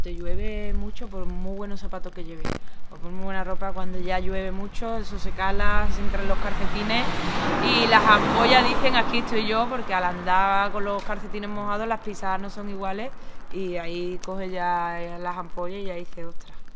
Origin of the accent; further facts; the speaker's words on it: Écija, Andalusia, Spain; Venimos a Andalucía, somos sevillanos, de un pueblo de Sevilla, Écija concretamente